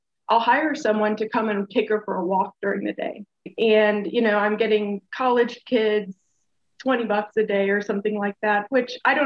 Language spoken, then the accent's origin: English; St. Louis, Missouri, United States; moved away as an adult; I'm originally from St. Louis, but I haven't lived there because I've been traveling